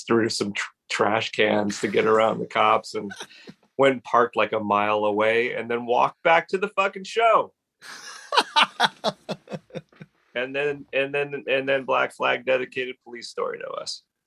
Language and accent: English; Los Angeles, California, United States; also born or lived in Hermosa Beach / Santa Monica / Brentwood; My formative years were in the Pacific Palisades